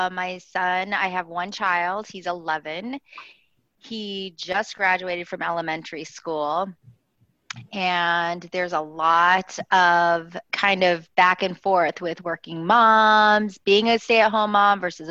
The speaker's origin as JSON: {"language": "English", "region": "Utah", "country": "United States", "tie": "born or raised there", "moved": "yes", "lives_now": "Chicago, United States", "said": "I grew up in Utah. Provo, Salt Lake area"}